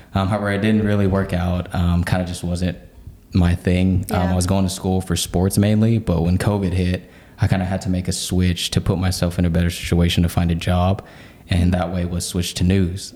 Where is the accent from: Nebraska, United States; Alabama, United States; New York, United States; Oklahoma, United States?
Oklahoma, United States; Oklahoma City; I was born and raised in Oklahoma City